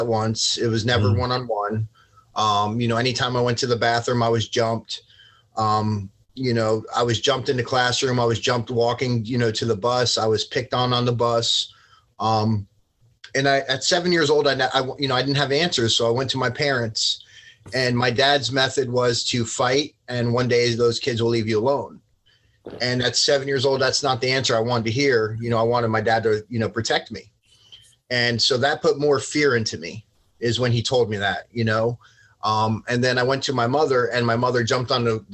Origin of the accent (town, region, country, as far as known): Port St. Lucie, Florida, United States; born or raised there; also born or lived in Long Branch, New Jersey